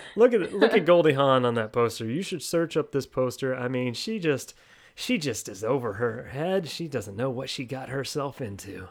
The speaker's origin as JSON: {"language": "English", "region": "Texas", "country": "United States", "said": "Two thirds of us are from Texas, and we record from Texas"}